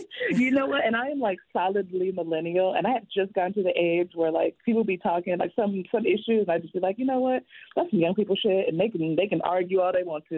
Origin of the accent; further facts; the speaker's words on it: the South, United States; I'm also like from the South